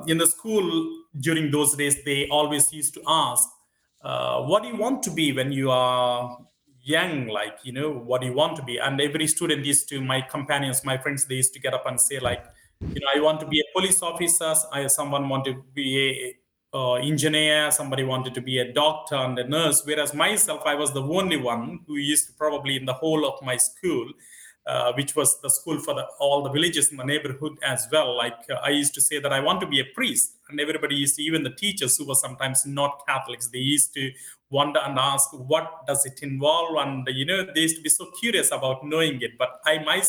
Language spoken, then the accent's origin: English; Kolavennu, Andhra Pradesh, India; moved away; I come from a village called Kolavenu, which is in the southern part of India, a state called Andhra Pradesh.